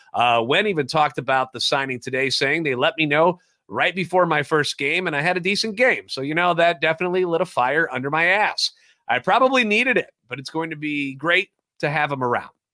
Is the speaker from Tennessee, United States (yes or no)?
no; St. Louis, Missouri, United States; born or raised there